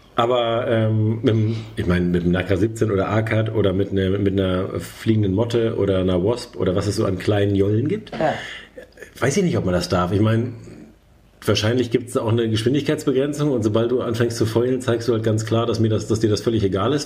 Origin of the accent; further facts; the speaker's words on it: Germany; wir als Deutsche